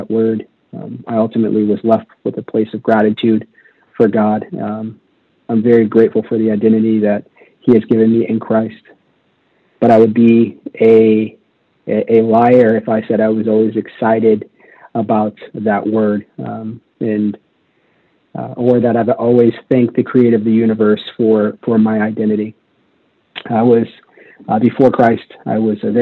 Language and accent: English; Las Vegas, Nevada, United States; I was raised in Las Vegas, Nevada